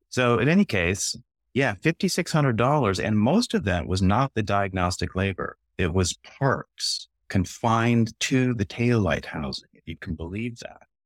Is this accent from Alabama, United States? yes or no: no; Berkeley, California, United States; I grew up in Berkeley